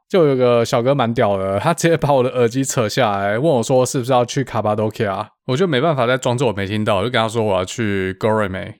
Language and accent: Chinese; Taiwan; 跟他们介绍我长大的地方，福摩沙长什么样子